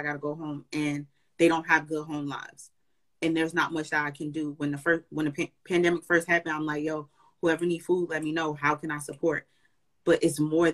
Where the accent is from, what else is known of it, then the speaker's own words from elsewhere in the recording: New Jersey, United States; I'm from Jersey too